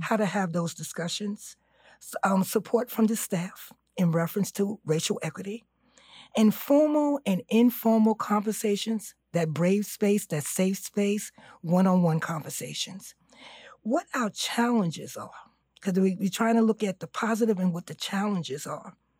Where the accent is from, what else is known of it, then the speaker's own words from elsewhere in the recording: New York City, New York, United States; I'm from East New York